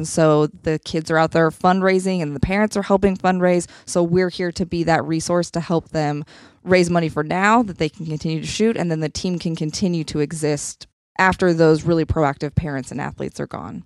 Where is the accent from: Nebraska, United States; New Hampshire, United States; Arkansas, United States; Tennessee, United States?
Nebraska, United States; also born or lived in Alabama; now in Columbia, Missouri, United States; I grew up in Nebraska